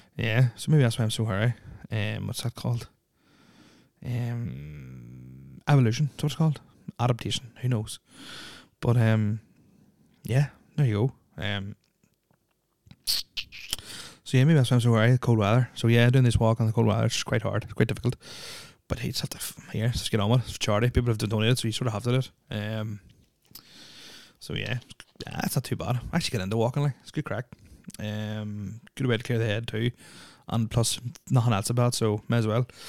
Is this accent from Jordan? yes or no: no; Northern Ireland, United Kingdom; also born or lived in Saudi Arabia; moved to Ireland in 1985, June 1985 to be precise, or Northern Ireland